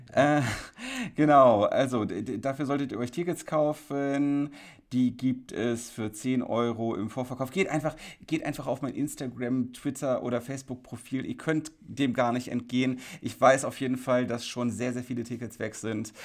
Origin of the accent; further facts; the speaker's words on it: Krefeld, North Rhine-Westphalia, Germany; in Krefeld, meiner Heimatstadt